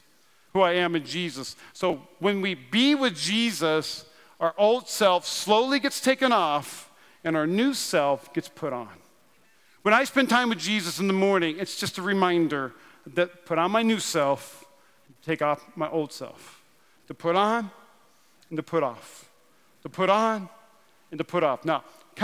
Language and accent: English; North Dakota, United States; I'm from North Dakota